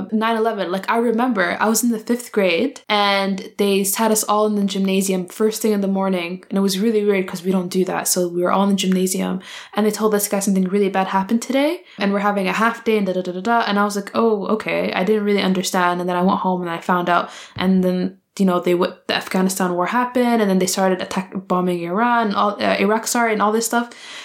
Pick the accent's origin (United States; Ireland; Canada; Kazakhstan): Canada; growing up in Canada and living in a very insular and isolated society